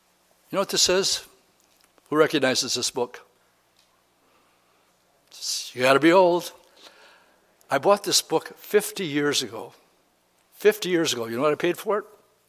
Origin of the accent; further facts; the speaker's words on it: Pittsburgh, California, United States; born there; I was born in Pittsburgh, California instead, which is a naval unit base.